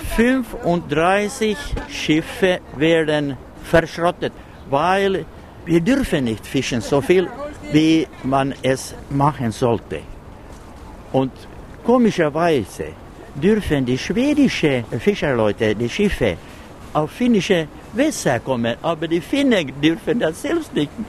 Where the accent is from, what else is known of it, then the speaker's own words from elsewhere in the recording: Pellinge, Uusimaa, Finland; Wir kommen aus Pellinge, außerhalb Porvo, eine Stadt 50 Kilometer ostwärts von Helsinki und von den äußeren Scheren